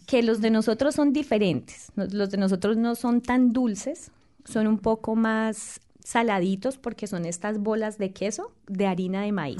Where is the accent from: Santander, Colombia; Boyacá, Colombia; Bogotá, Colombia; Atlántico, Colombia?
Boyacá, Colombia; moved away; en mi región, en mi tierra, tenemos el aguinaldo boyacense